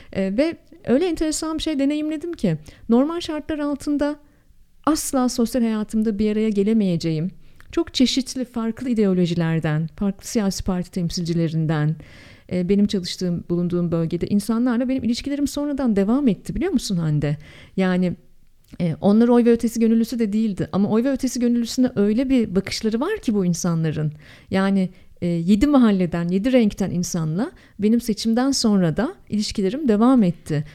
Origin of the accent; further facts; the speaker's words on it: Ankara, Turkey; moved away; also born or lived in Canada; Memleket hasretimin goncası Ankara acayip özlüyorum ama öyle böyle değil çok özlüyorum. Ben hep söylüyorum çok tipik bir Ankaralıyım.